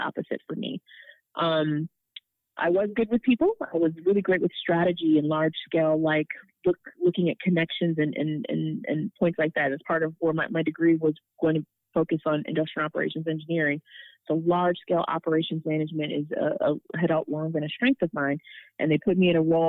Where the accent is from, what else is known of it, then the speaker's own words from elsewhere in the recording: Pontiac, Michigan, United States; also born or lived in California / Southfield, Michigan / Ann Arbor, Michigan; I was born in Pontiac, Michigan, which is about 30 minutes north of the city. I grew up and did elementary there and had a brief stint in California. And then I went to high school in Southfield